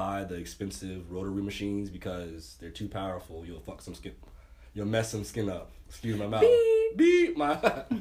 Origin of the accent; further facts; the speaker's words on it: Kissimmee, Florida, United States; Kissimmee, Florida.